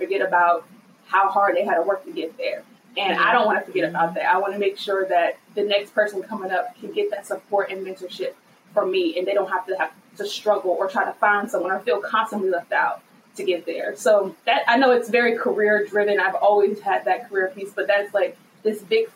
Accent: Virginia, United States; I'm from Virginia.

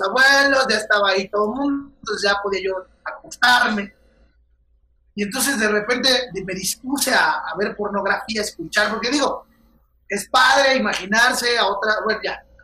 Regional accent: Querétaro, Mexico; moved away as an adult; now in Mexico City, Mexico; Querétaro, que es el lugar donde yo, donde yo nací

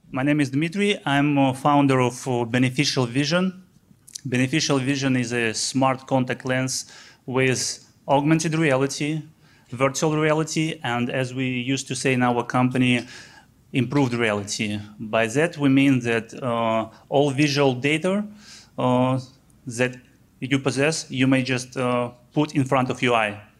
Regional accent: Belarus; I'm from Eastern Europe, from Belarus.

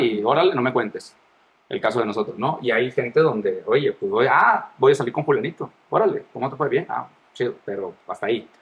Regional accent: Mazatlán, Sinaloa, Mexico; moved away as an adult; now in Guadalajara, Mexico; ya tengo cinco años aquí en Guadalajara, soy de Mazatlán.

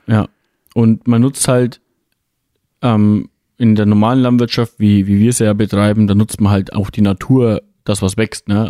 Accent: Bavaria, Germany; bei uns in Bayern

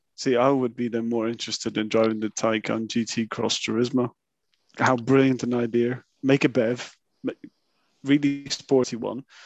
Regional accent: Italy; moved away; growing up in Italy

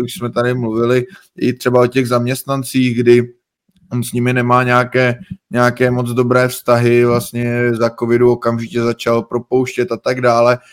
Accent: Czechia; jsme vlastně z Česka

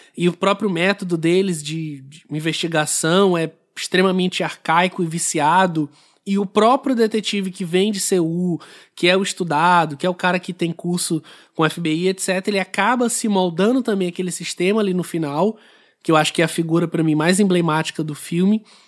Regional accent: Brazil; para gente aqui como brasileiro

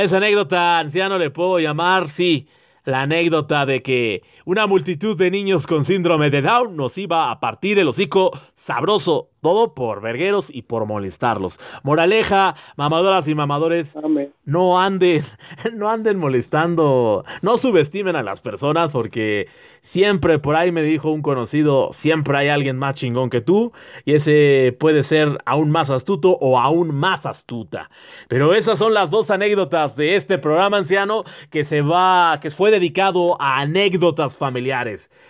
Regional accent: Mexico; nosotros como somos vergueros, como buen mexicano

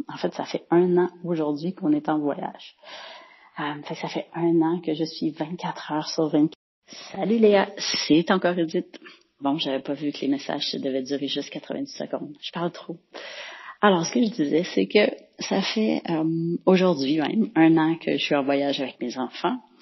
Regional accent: Boucherville, Quebec, Canada; je viens de Boucherville, mais je suis présentement euh, à

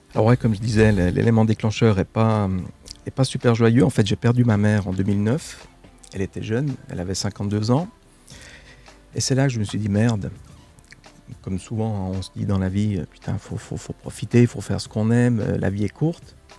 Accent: Switzerland; je suis d'origine italienne, mais j'ai vécu en Suisse, j'ai grandi en Suisse je vis en Suisse

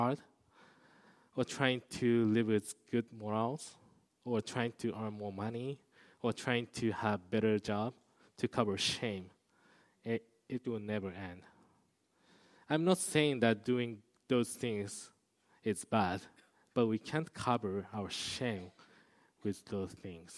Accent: Kobe, Hyogo, Japan; I used to live in Kobe area

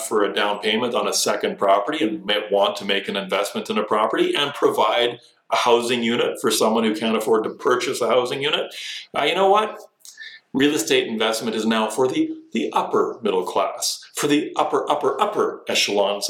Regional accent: Canada

